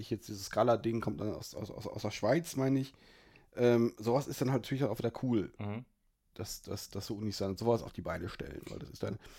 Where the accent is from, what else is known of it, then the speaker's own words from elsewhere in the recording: Aachen, North Rhine-Westphalia, Germany; Gut, als, als Aachener kann ich das so nicht stehen lassen.